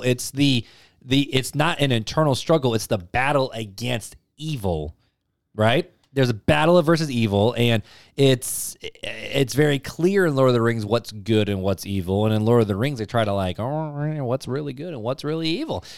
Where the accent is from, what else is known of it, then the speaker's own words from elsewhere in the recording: Highland, Indiana, United States; also born or lived in Hammond, Indiana; I grew up in Hammond and then over to Highland.